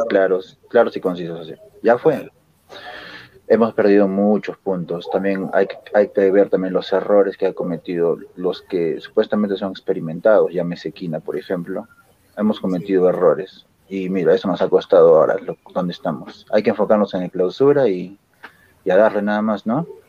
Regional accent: Lima, Peru; now in Arequipa, Peru; yo soy de Lima en sí

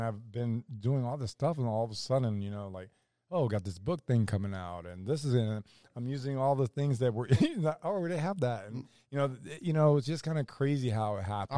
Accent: Orlando, Florida, United States; I'm a kid from Orlando

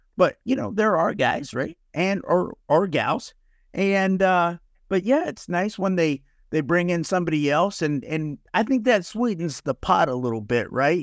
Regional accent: North Texas, United States; I'm from North Texas

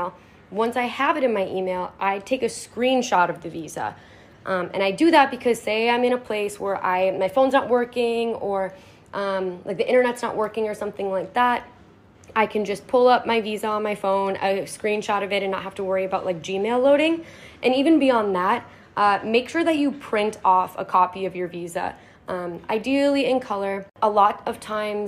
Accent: United States; we as Americans

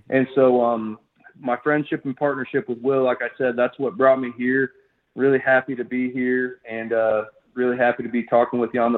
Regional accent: Illinois, United States; So I was actually born and raised in Illinois, central Illinois, flat, fertile farm ground

